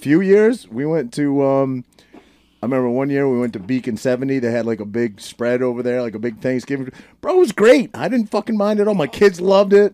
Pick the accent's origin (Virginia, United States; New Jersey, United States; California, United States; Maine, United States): Maine, United States; Maine, maybe, like my home state